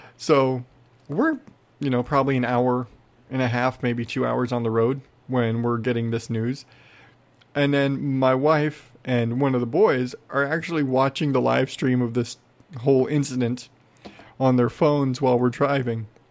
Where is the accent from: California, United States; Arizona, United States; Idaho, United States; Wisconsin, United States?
Arizona, United States; I'm from Arizona.